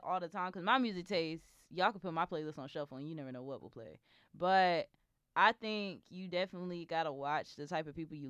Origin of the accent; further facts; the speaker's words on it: Atlanta, Georgia, United States; I'm from Atlanta